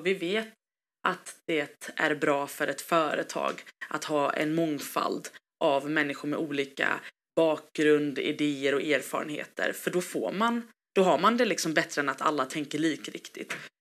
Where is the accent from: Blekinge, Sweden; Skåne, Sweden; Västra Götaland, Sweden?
Västra Götaland, Sweden; Gothenburg; jag är ju eh, svensk, jag är göteborgare, jag är hissingsbo